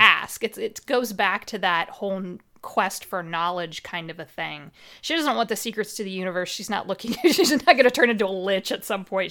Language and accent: English; Midwest, United States; accent: Midwestern; I grew up in the middle of nowhere. You could probably tell from my accent. I'm American. I'm very Midwestern